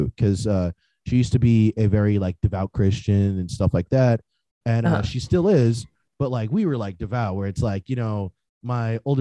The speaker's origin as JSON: {"language": "English", "region": "New Jersey", "country": "United States", "tie": "born or raised there", "said": "I'm from New Jersey originally. You know, I was born and raised in Jersey"}